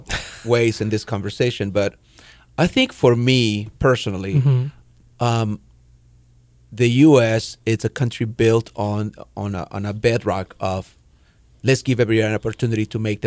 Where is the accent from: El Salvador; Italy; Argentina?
El Salvador; now in United States; I was growing up in El Salvador